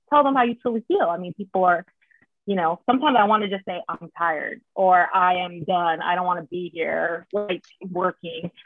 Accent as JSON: {"language": "English", "town": "San Jose", "region": "California", "country": "United States", "tie": "born or raised there", "moved": "as an adult", "lives_now": "Philadelphia, United States", "said": "I was born and raised in San Jose, so Bay Area Ooh. girl for life. Currently live in Philly"}